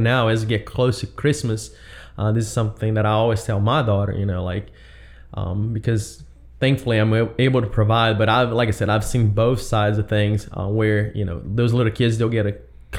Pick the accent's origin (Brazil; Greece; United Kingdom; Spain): Brazil; English is a second language; moved away as an adult; now in United States; I was born and raised in Brazil. I moved to West when I was 20